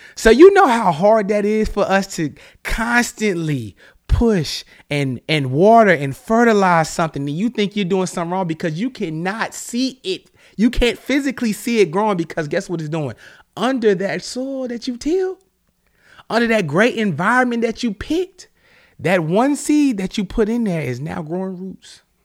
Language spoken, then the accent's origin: English; the South, United States; now in Charlotte, United States; I'm from the South